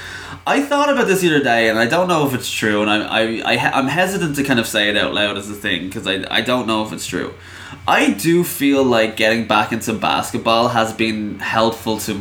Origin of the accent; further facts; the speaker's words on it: Ireland; I'm Irish